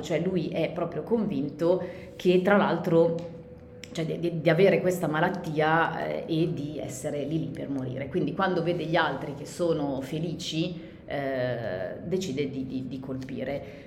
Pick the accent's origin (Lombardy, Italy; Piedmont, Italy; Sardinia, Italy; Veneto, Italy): Lombardy, Italy; Milan; noi siamo di Milano